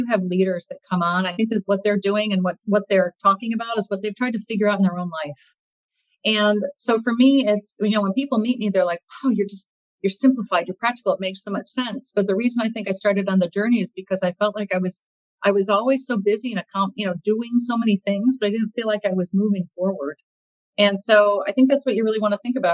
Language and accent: English; Midwest, United States; I grew up in the Midwest